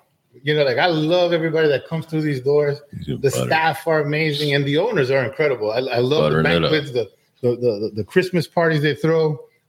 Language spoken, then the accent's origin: English; Santiago de los Caballeros, Santiago, Dominican Republic; also born or lived in Alabama, United States; now in Georgia, United States; I grew up in the south side of Dominican, actually in the north side. I was born in Santiago, in El Valle del Cibao, la cuna del tabaco puro, which means it's the where tobacco was created.